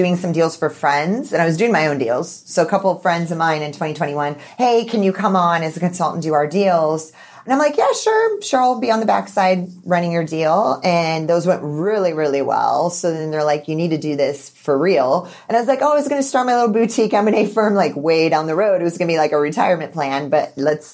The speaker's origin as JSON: {"language": "English", "country": "United States", "said": "I'm American."}